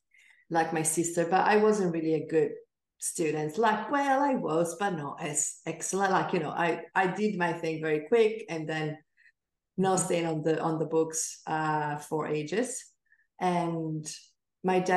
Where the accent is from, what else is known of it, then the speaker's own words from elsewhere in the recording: Venice, Veneto, Italy; I grew up in Venice